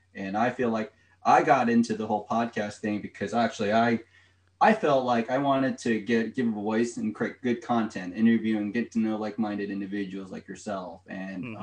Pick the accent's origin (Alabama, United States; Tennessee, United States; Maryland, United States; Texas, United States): Maryland, United States; Rockville; I'm from Rockville, Maryland.